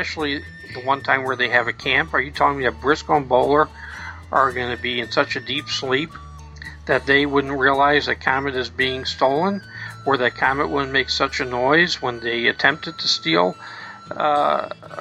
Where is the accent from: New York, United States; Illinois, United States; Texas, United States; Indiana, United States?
New York, United States; New York City; I grew up in Brooklyn